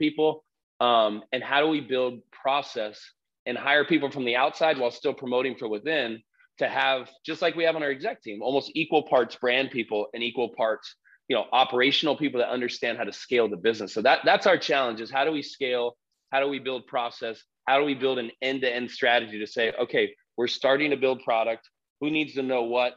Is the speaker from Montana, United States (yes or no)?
no; Southern California, United States; we grew up here in Southern California